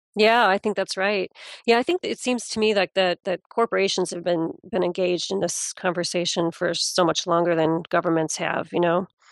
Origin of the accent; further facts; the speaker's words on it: United States; being an American